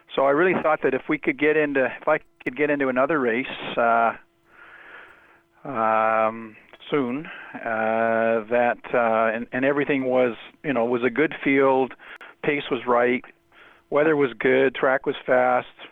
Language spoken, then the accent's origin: English; Toronto, Ontario, Canada; I grew up in Toronto.